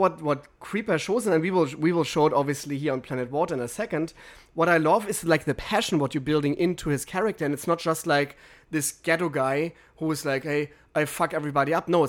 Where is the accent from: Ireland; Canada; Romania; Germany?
Germany; now in Los Angeles, United States; I'm from Germany